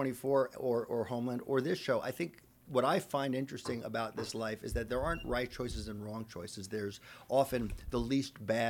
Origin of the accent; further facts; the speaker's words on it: Long Island, New York, United States; I'm from Long Island.